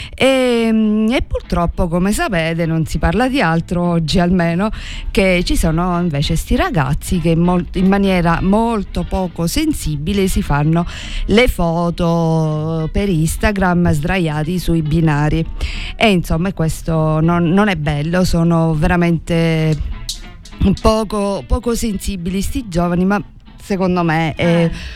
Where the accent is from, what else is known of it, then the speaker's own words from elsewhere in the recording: Sicily, Italy; come italiani e come siciliani